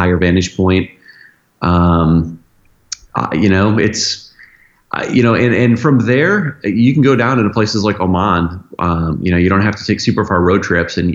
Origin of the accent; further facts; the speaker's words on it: United States; I feel so blessed as an American